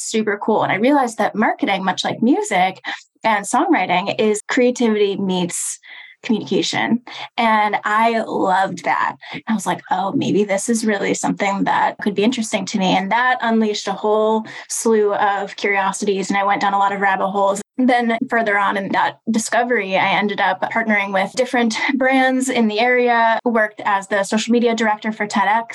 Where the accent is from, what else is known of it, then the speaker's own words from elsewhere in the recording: about 45 minutes outside of Chicago, suburbs of Illinois, United States; I was in my hometown in the suburbs of Illinois, about 45 minutes outside of Chicago